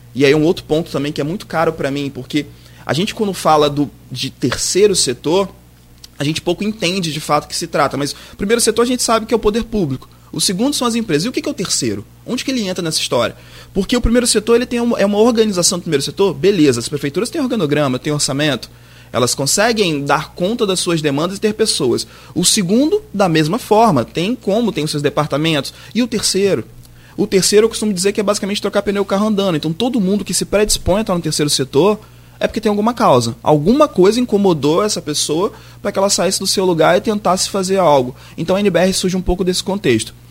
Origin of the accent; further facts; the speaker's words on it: Campos dos Goytacazes, Rio de Janeiro, Brazil; eu sou de Campos e sou neto de uma figura conhecida aqui, Jorge da Paz Almeida, Jorge Chinês